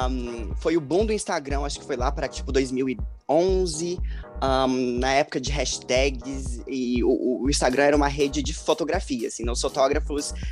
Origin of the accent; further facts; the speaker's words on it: São Leopoldo, Rio Grande do Sul, Brazil; also born or lived in Brasília; nasci em São Leopoldo, no Rio Grande do Sul, mas eu passei a minha infância morando entre Rio Grande do Sul e Brasília